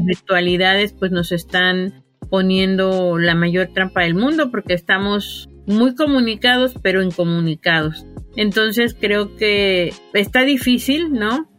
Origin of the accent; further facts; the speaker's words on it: Veracruz, Mexico; moved away as an adult; yo soy originaria del estado de Veracruz, pero la vida me trajo aquí a la sierra